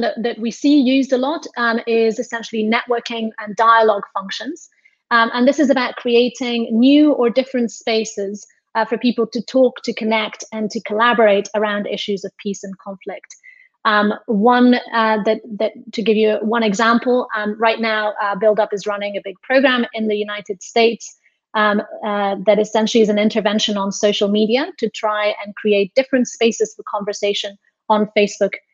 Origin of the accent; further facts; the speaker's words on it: Spain; I'm from Spain